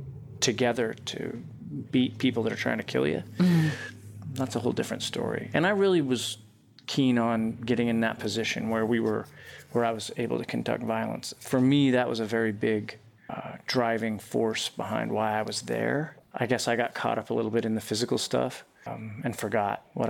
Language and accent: English; Utah, United States; moved away as an adult; I grew up in Utah